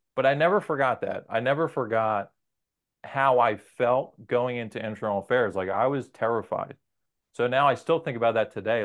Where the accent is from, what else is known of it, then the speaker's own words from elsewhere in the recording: New Jersey, United States; also born or lived in Maryland; I'm from New Jersey. Our families are from here.